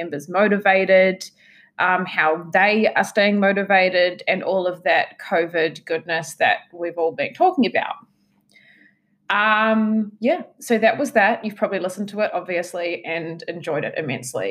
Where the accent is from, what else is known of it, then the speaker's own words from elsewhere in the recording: New Zealand; now in Tasmania, Australia; being from New Zealand